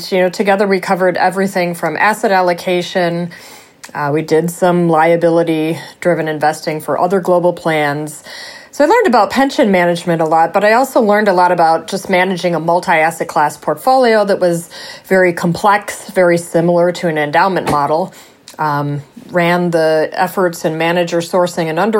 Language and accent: English; Racine, Wisconsin, United States; moved away as an adult; also born or lived in Madison, Wisconsin; now in Chicago, United States; Where I am from, Racine, Wisconsin. So that is a town right on Lake Michigan, about halfway between Chicago and Milwaukee. I grew up there.